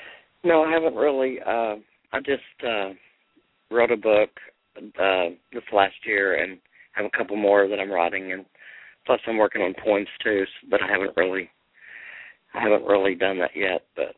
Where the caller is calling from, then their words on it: Austin, Texas, United States; Austin, Texas.